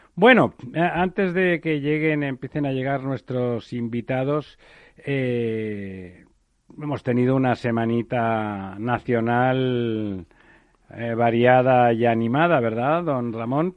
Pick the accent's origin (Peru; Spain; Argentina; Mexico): Spain; Barcelona, Catalonia; yo soy de Barcelona y del Barça